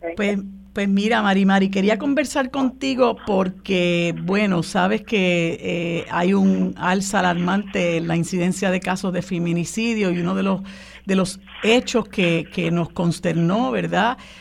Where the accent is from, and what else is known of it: Puerto Rico